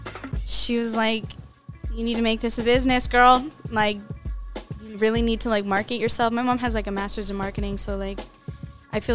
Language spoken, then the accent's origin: English; Arizona, United States; I'm from Arizona